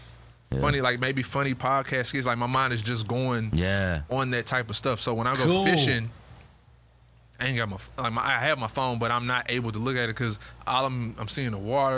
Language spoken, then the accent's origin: English; East Texas, United States; now in Houston, United States; I'm from East Texas. So I'm like used to going to Lake Nacogdoches, San Rayburn.